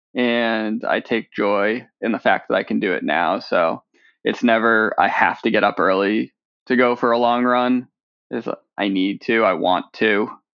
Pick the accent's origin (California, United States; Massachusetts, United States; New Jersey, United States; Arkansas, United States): Massachusetts, United States; just outside of Boston; I grew up just outside of Boston